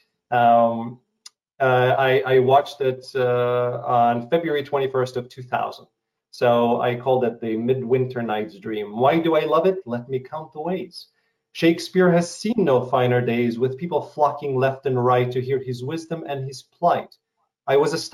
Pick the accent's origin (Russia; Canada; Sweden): Russia; English is a second language; moved away; coming from Russia to or former Soviet Union, I come from a country that no longer exists.